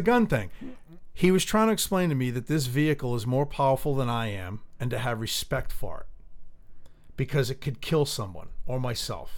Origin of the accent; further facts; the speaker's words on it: United States; it hurts as being an American, and I'm proud to be an American